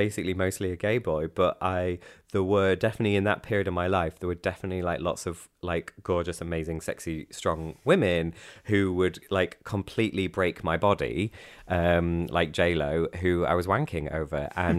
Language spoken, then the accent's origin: English; Cleethorpes, Yorkshire and the Humber, United Kingdom; also born or lived in Grimsby; because I'm 16 and they won't let me in because you've got to be 18. And also I live in Cleethorpes and Grimsby in the north of England